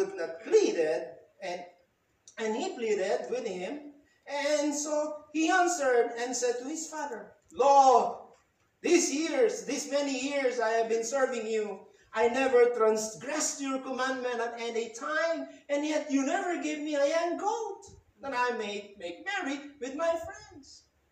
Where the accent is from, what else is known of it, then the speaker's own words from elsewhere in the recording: Philippines; As a Filipino, I love our culture, Filipino culture.